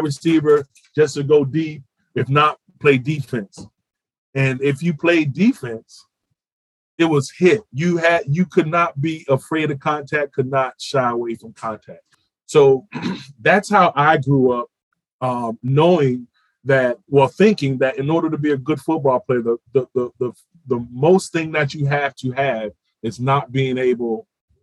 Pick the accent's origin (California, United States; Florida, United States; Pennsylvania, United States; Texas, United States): Florida, United States; Miami; moved away; also born or lived in Oklahoma; Little League football growing up in Miami